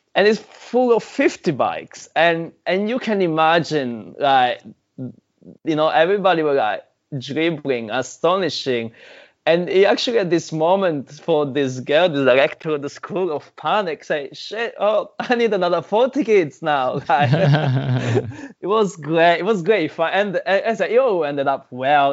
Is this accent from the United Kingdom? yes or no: no; Sicily, Italy; now in New Zealand; I'm Italian, right? I'm from Sicily, Italian